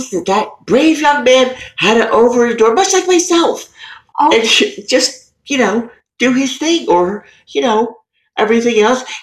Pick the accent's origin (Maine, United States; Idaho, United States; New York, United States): New York, United States; Queens; I'm from Queens.